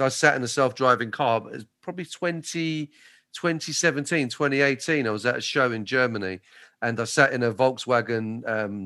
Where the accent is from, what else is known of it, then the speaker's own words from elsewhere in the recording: Maidstone, South East England, United Kingdom; I'm from Maidstone. People from Maidstone, we don't leave Maidstone very often